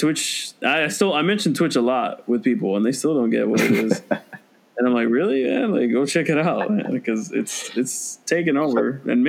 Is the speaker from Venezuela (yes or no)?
yes; Venezuela; moved away; also born or lived in Orlando; It's like the national sport in my home country, Venezuela.